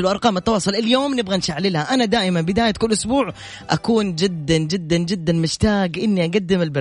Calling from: Jeddah, Makkah Province, Saudi Arabia; من جدة

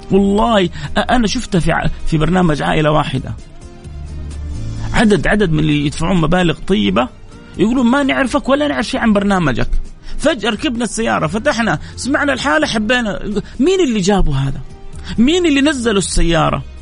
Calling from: Jeddah, Makkah Province, Saudi Arabia; من جدة ادعي لي يا شيخ

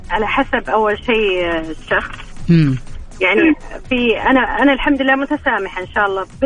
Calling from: Riyadh, Riyadh Province, Saudi Arabia

